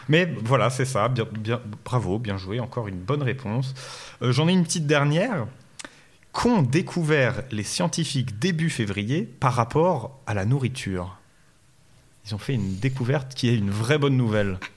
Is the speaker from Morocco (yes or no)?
no; Haute-Savoie, Auvergne-Rhône-Alpes, France; Nous, on est de, de Haute-Savoie